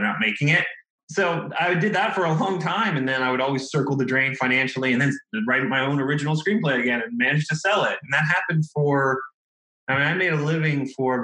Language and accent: English; right outside DC, Virginia, United States; moved away as an adult; now in Los Angeles, United States; I grew up in Virginia, right outside DC